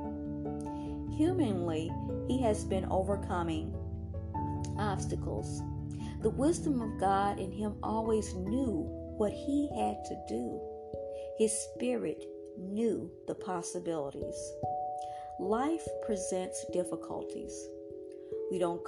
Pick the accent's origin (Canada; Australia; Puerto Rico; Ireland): Puerto Rico; also born or lived in Dominican Republic; My family is from the Dominican Republic, and I was raised in Puerto Rico